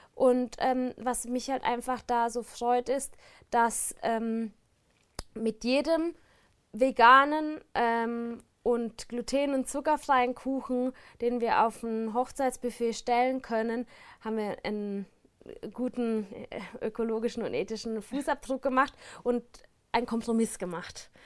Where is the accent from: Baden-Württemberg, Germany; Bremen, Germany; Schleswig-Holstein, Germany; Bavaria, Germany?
Baden-Württemberg, Germany; Baden-Baden; now in Switzerland; ich komme aus Baden-Baden